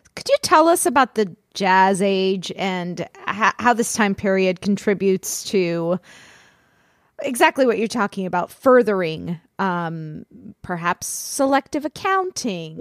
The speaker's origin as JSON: {"language": "English", "region": "Florida", "country": "United States", "said": "I'm from Florida."}